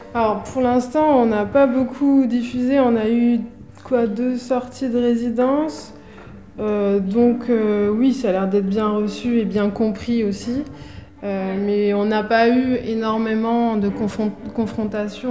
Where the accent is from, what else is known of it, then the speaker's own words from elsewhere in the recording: Ivry-sur-Seine, Île-de-France, France; j'ai grandi à Ivry-sur-Seine, dans une cité